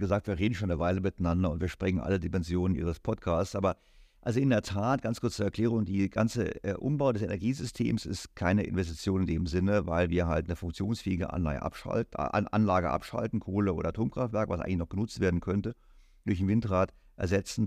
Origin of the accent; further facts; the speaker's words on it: Germany; als Deutscher